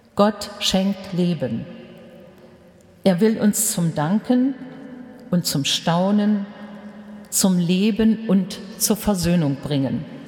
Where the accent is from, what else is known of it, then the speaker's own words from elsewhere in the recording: Germany; Bei uns in Deutschland